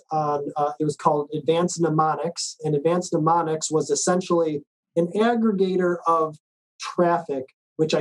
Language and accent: English; Chicago, Illinois, United States; moved away as an adult; also born or lived in New Mexico; I'm from Chicago. That's where all this was happening. I grew up in Chicago.